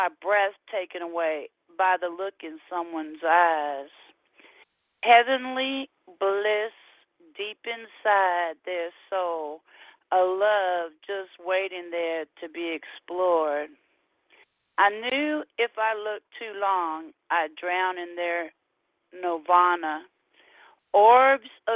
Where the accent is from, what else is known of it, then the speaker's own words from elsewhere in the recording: California, United States; now in Houston, United States; we're from California